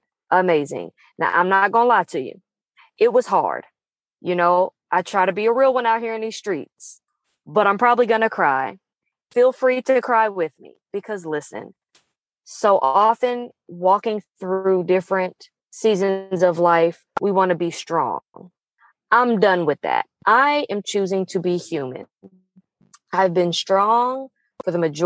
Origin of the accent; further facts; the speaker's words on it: Pacific Northwest, United States; moved away; the first time I'd visited my hometown since 2015